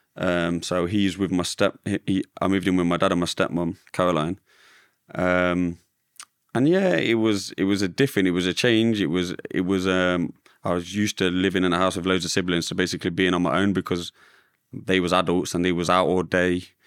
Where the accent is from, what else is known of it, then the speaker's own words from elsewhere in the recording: Derby, East Midlands, United Kingdom; I grew up in Derby, where I still live today, in a little village called Little Eaton